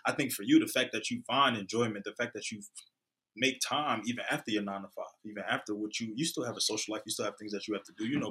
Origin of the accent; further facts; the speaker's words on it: Philadelphia, Pennsylvania, United States; also born or lived in New York; I was born in New York, raised in Philly